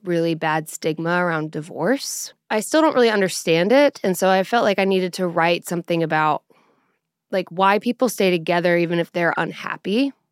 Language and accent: English; Colorado, United States; now in Nashville, United States; I'm from Colorado, and so when I moved to Nashville